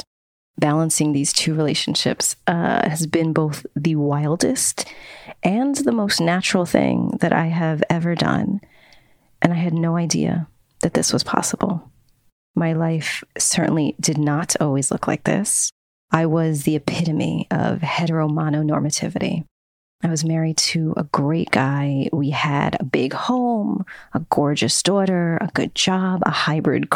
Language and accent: English; New York City, New York, United States; I was born and raised in New York City